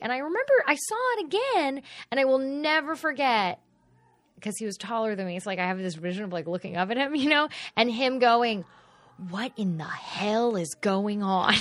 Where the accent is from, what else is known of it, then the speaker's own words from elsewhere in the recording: Fort Worth, Texas, United States; I grew up in Fort Worth